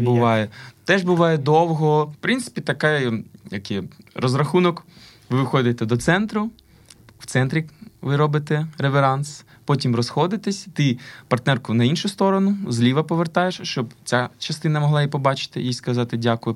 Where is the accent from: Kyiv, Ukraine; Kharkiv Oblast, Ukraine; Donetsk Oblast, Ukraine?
Kyiv, Ukraine; also born or lived in Lviv; Я киянин завжди мені е, Я зріс на Національній опері України.